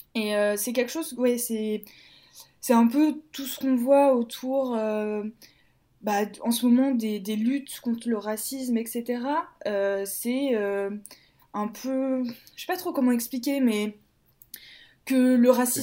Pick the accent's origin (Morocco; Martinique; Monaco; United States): Martinique; moved away as an adult; also born or lived in Metropolitan France; now in Lyon, France; Je suis arrivée, j'avais 8 ans, si je ne me trompe pas. D'accord. Donc je suis arrivée en 2006. Et je suis partie de la Martinique 2017-2018